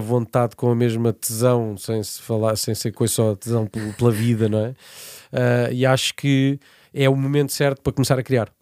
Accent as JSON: {"language": "Portuguese", "town": "Portimão", "region": "Algarve", "country": "Portugal", "also_born_or_lived": "Évora / Lisbon / Spain / Brazil", "moved": "as an adult", "said": "eu vivi até fora de Portimão, que é de onde eu sou"}